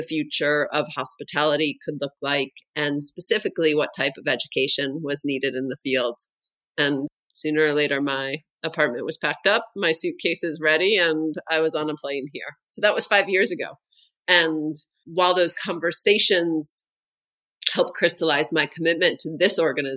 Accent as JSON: {"language": "English", "country": "United States", "moved": "as an adult", "lives_now": "Denmark", "said": "I'm American. And today I live in Denmark"}